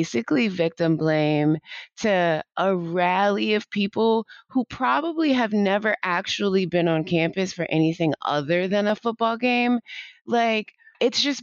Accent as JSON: {"language": "English", "region": "Ohio", "country": "United States", "tie": "born or raised there", "said": "Well, I grew up in Ohio. I'm a super proud Ohioan."}